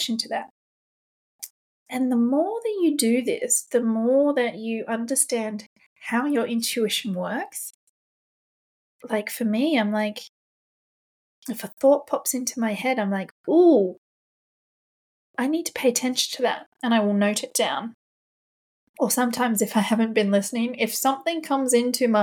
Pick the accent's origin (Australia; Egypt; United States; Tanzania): Australia; now in London, United Kingdom; I'm an Australian living in London